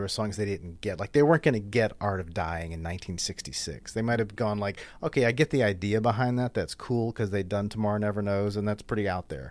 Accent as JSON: {"language": "English", "town": "Covington", "region": "Louisiana", "country": "United States", "tie": "born or raised there", "moved": "as an adult", "lives_now": "New Orleans, United States", "said": "I grew up in Covington across the lake"}